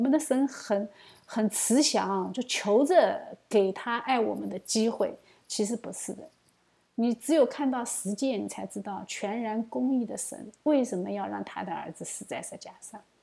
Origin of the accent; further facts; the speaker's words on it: China; 作为一个中国人啊